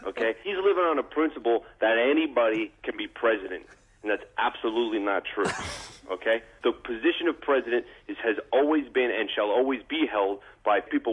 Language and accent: English; New Jersey, United States; people from New Jersey our whole lives